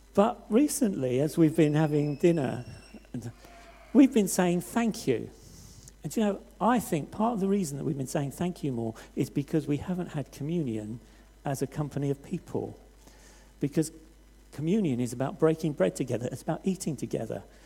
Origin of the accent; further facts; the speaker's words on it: Hastings, South East England, United Kingdom; I come from Hastings on the south coast